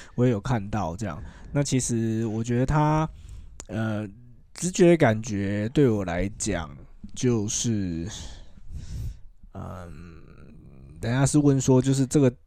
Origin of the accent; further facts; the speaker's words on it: Taiwan; 我们台湾人很喜欢把就是什么台湾之光哎，哎，哎，挂在嘴巴上